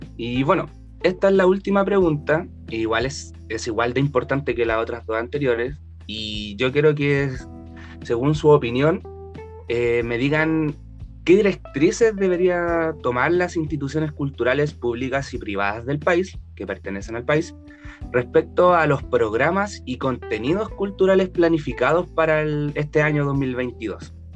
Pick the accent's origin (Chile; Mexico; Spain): Chile; como ciudadanos chilenos